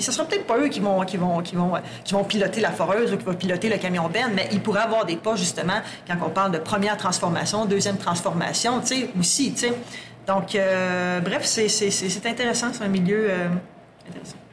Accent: Sherbrooke, Quebec, Canada; moved away as an adult; also born or lived in Bas-Saint-Laurent / Lac-Saint-Jean; now in Abitibi-Témiscamingue, Canada; Je suis native de Sherbrooke native de Sherbrooke

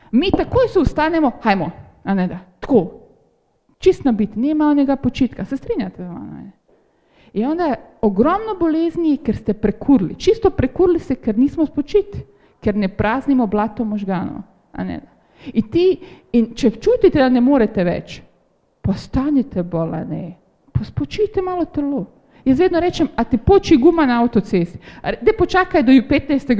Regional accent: Slovenia; smo Slovenci

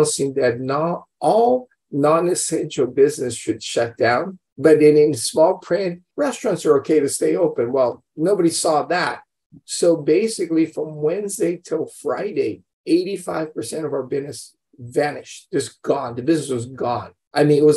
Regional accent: Brazil; now in United States; We grew up in Brazil, of all places. Parents immigrated, you know, there after World War II. We were born and raised there. We come to America.

